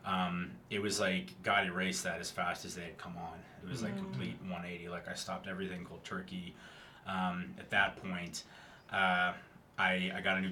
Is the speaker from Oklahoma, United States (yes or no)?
yes; Tulsa, Oklahoma, United States; I'm from Tulsa, so when I came back to Tulsa, I had friends who stayed here